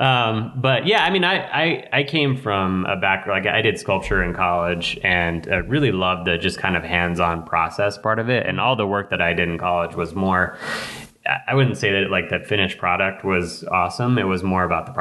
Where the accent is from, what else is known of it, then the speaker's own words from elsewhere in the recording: Laramie, Wyoming, United States; growing up in Laramie